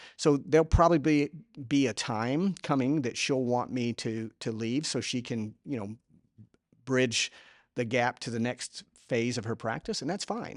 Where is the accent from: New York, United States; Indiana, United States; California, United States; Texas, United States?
Texas, United States; Houston; I am from Houston